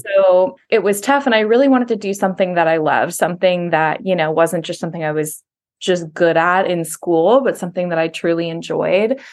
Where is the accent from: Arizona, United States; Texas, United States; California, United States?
California, United States; Folsom; I grew up in Folsom, California, just outside of Sacramento